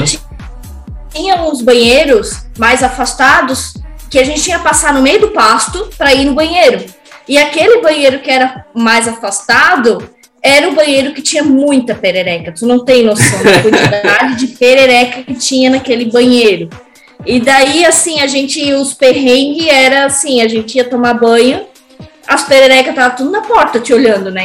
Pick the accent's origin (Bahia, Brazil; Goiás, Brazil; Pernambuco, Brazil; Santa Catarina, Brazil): Santa Catarina, Brazil; Brusque; moved away as an adult; now in Blumenau, Brazil; eu sou naturalmente de Brusque, sempre gebiniana de coração, mas hoje moro em Blumenau